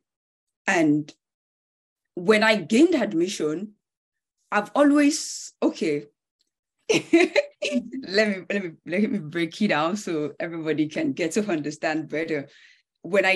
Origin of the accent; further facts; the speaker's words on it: Nigeria; moved away as an adult; now in Canada; I'm from Nigeria. I've lived in Nigeria all my life